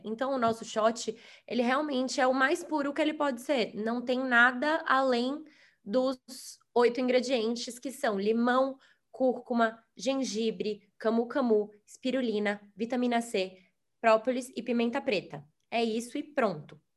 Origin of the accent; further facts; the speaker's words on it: Salvador, Bahia, Brazil; moved away as an adult; also born or lived in United States; nós dois somos de Salvador, e é, eu fui morar nos Estados Unidos para fazer faculdade lá